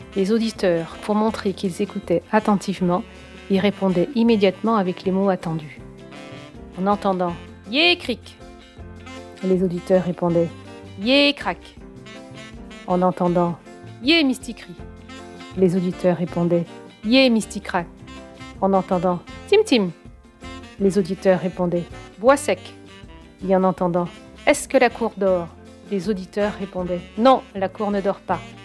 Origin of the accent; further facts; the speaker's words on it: Guadeloupe; je suis guadeloupéenne